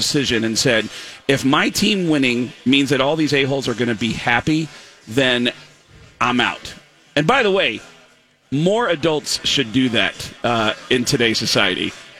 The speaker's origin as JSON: {"language": "English", "region": "New York", "country": "United States", "tie": "born or raised there", "also_born_or_lived": "Arizona", "moved": "yes", "lives_now": "Seattle, United States", "said": "I was born in New York, 10 miles from Yankee Stadium."}